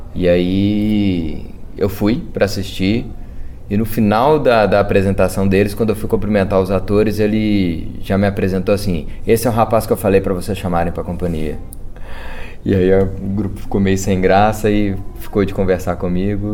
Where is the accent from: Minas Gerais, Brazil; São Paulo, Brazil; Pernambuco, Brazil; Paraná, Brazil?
Minas Gerais, Brazil; Belo Horizonte; lá na, na região de Venda Nova, onde eu nasci, estou inserido até hoje